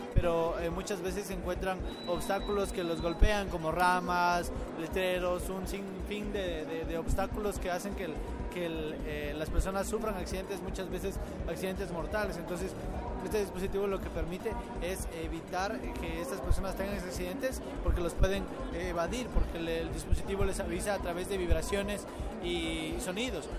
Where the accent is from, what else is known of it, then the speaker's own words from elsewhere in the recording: Ecuador; soy de Ecuador.